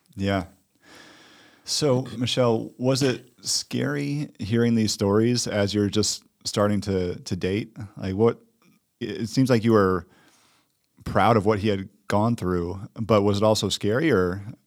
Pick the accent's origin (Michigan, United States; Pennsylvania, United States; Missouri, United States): Michigan, United States; Detroit; I'm from Detroit